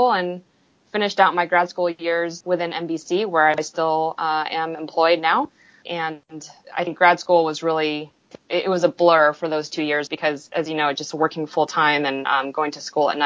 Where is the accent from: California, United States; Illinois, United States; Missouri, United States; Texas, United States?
California, United States; Silicon Valley, Northern; moved away as an adult; also born or lived in Austin; I grew up in the Silicon Valley in Northern California.